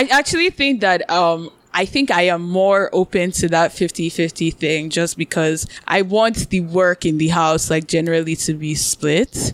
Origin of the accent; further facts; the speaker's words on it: Nigeria; we're Nigerian